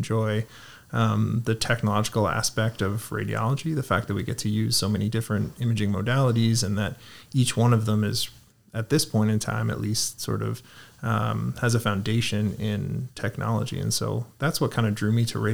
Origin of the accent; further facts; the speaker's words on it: Toronto, Ontario, Canada; now in Guelph, Canada; I was born and raised in Toronto